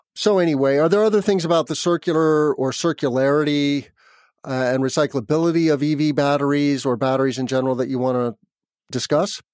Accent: New Mexico, United States; now in Midwest, United States; I grew up in New Mexico near the Rocky Mountains

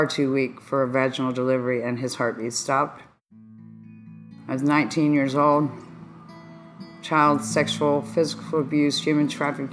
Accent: Dayton, Ohio, United States; I'm from Dayton, Ohio

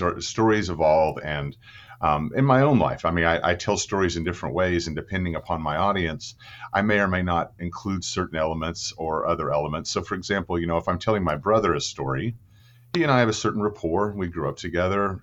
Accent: Clinton, Oklahoma, United States; I was born in, um, Oklahoma City, but I grew up in the thriving metropolis of Clinton, Oklahoma

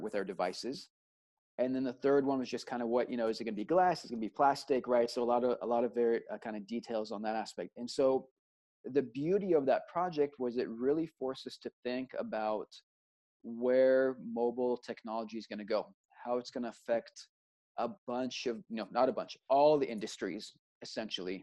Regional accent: Austin, Texas, United States; moved away; also born or lived in Israel / New York; I grew up in Austin, Texas

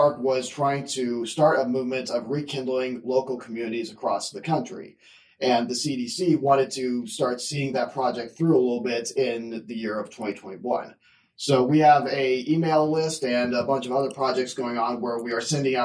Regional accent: southwestern Missouri, United States; I am from southwestern Missouri

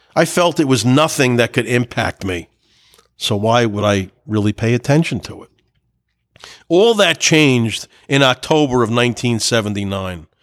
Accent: United States; being an American

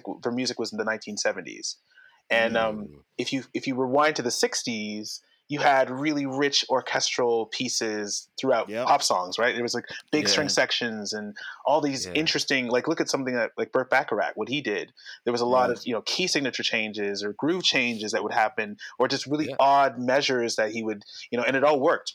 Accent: Toronto, Ontario, Canada; I was from Scarborough

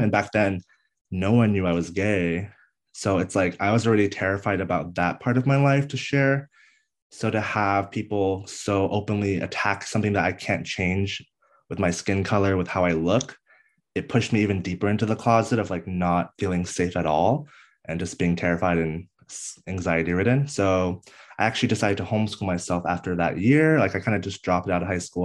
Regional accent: DC area, Northern Virginia, United States; I grew up on the East Coast of the United States in Northern Virginia, D C area, uh, born and raised there

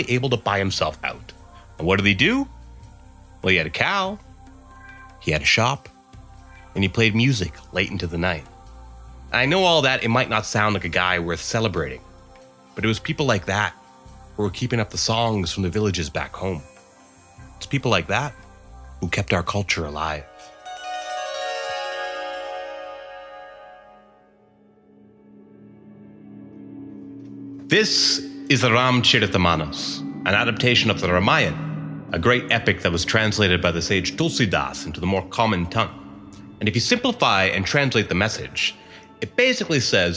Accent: Dartmouth, Nova Scotia, Canada; I was a Hindu in particular until I was growing up in Dartmouth, Nova Scotia.

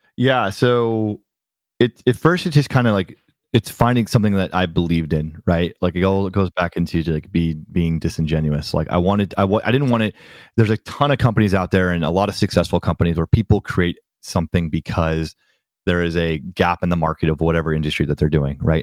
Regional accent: Bay Area, California, United States; also born or lived in New York; I was raised in the Bay Area

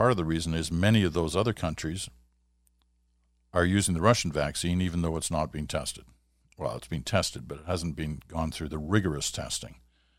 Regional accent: Montreal, Quebec, Canada; Growing up in Montreal in eastern Ontario, my sister and I learned to never complain about the winter cold or snow

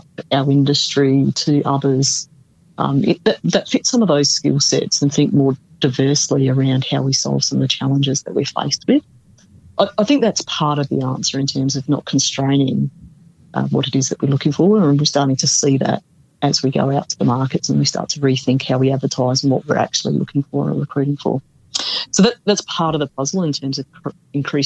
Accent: South Australia, Australia; I come from South Australia

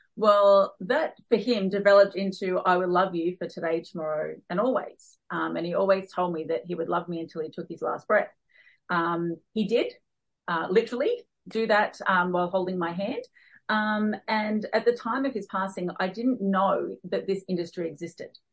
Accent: Newcastle, New South Wales, Australia; moved away as an adult; also born or lived in Darwin; I was born and raised here in Newcastle, and I always swore I would never move back.

